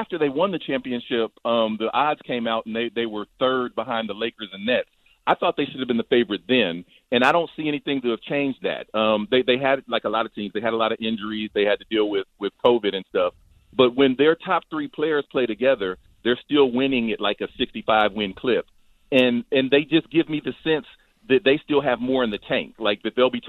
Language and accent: English; Dayton, Ohio, United States; I'm from Dayton, Ohio